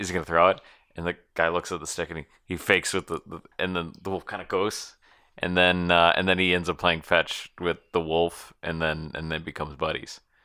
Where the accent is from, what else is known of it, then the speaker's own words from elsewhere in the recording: United States; I'm an American person